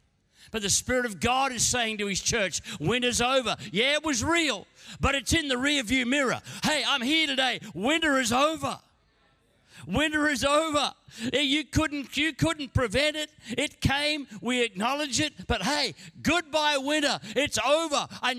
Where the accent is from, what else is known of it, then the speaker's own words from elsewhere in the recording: Queensland, Australia; Now, I'm a Queenslander. I don't quite get winter.